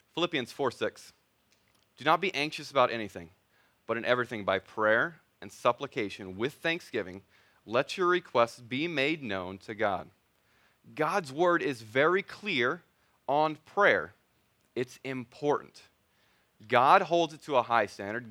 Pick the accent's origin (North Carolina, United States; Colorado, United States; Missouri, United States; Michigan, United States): Missouri, United States; moved away; my wife, Wendy, we're both originally from Missouri.